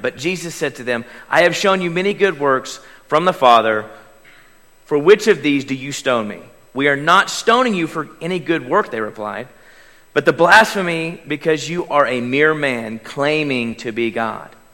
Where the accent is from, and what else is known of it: Davis, Oklahoma, United States; born or raised there; moved away